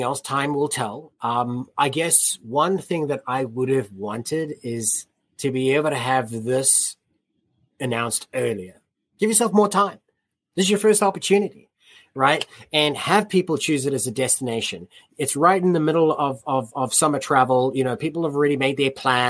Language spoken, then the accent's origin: English; United States; as American rugby fans